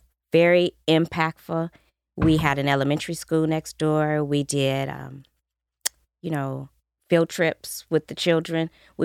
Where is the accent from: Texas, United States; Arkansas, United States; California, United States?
California, United States; Carson; I grew up in Carson.